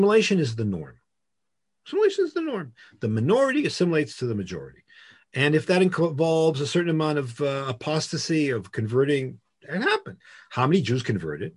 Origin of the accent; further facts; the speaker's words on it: Boston, Massachusetts, United States; moved away as an adult; now in Israel; I grew up in Boston, conservative congregation